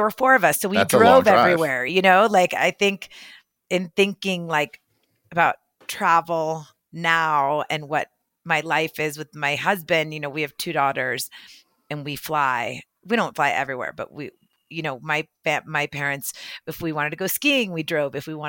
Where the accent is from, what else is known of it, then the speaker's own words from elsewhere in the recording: Mexico; English is a second language; now in United States; I came to this country, like I barely spoke English, you know, people thought, you know, less of me because my skin was brown, because I came from Mexico